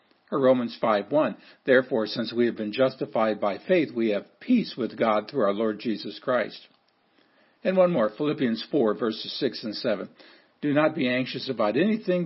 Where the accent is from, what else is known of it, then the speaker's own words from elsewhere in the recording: Seward, Nebraska, United States; growing up in Seward, Nebraska